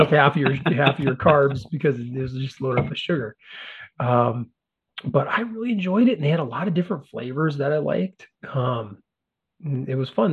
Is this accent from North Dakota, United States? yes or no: yes; Carrington, North Dakota, United States; when I was a young fat kid growing up in North Dakota